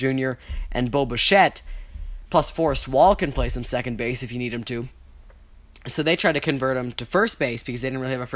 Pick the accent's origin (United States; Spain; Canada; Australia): Canada; we are Canadian